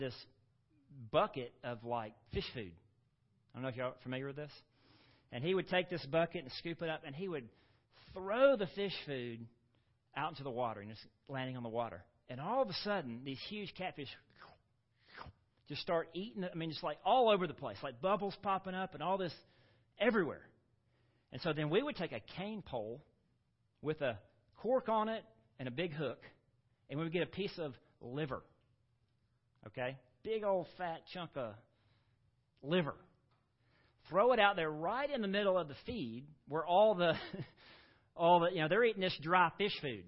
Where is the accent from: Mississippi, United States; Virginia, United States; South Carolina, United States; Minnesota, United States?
Mississippi, United States; Gulfport; moved away; I grew up on the Mississippi Gulf Coast, down in Gulfport, Mississippi.